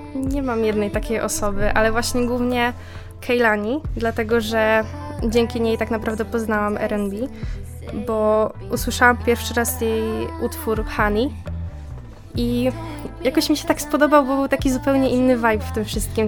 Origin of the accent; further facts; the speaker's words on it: Zduńska Wola, Łódź Voivodeship, Poland; ja pochodzę ze Zduńskiej Woli